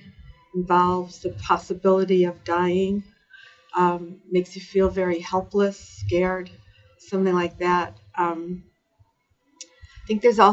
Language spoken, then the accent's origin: English; Cleveland, Ohio, United States; I lived a suburban life in the Midwest in Cleveland, Ohio